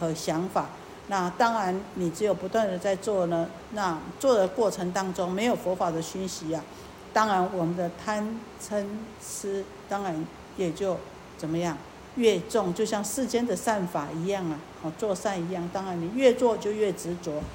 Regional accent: Taiwan; 我们台湾话讲客俗语

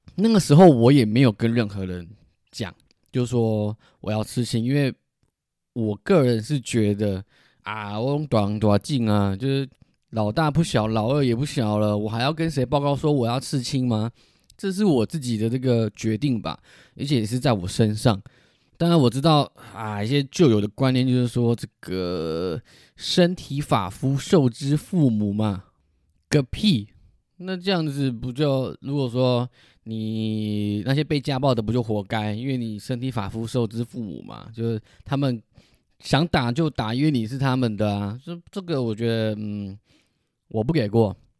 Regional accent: Taiwan; accent: Taiwanese Mandarin (台湾国语); 我自己都台湾国语

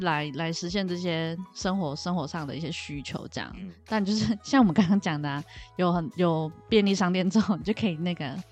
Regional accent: East Coast of Taiwan, Taiwan; accent: Indigenous accent; 我是这边的小孩

